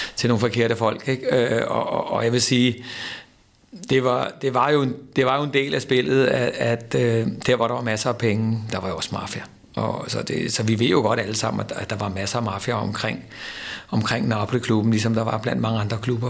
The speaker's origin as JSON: {"language": "Danish", "country": "Denmark", "said": "vi danskere"}